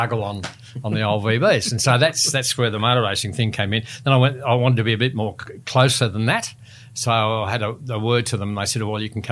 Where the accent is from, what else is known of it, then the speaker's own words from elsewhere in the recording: Albury, New South Wales, Australia; Born and raised in Albury.